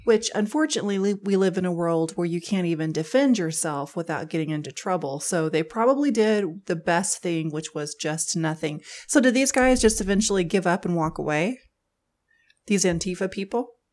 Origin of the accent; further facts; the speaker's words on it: Missouri, United States; we're from Missouri